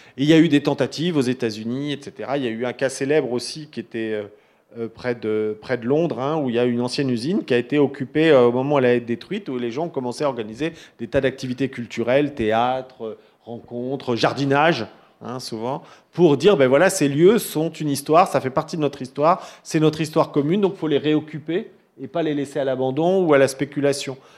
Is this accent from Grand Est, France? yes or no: no; Paris, Île-de-France, France; je suis parisien